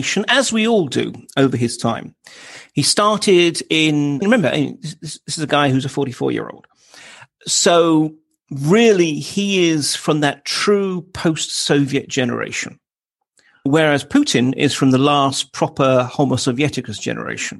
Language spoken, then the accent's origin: English; United Kingdom; as a Brit